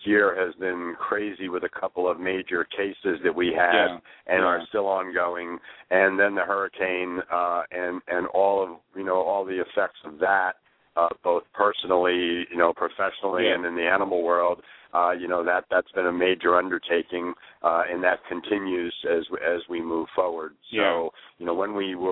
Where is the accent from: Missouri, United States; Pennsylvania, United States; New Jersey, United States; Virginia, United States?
New Jersey, United States; northwestern; northwestern New Jersey, that were, near my hometown